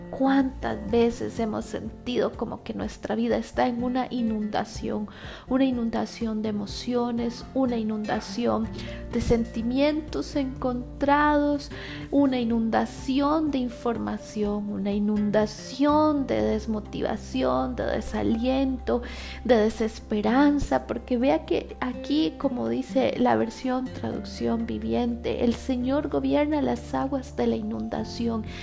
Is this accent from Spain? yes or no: no; Costa Rica; also born or lived in San José, Costa Rica; mi país de origen, ¿verdad? Costa Rica, de donde estoy, San José, Costa Rica.